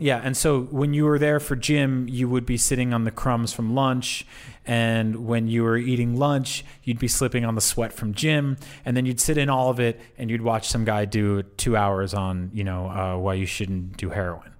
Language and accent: English; East Coast, United States; growing up in the East Coast, I grew up listening to New York City hip hop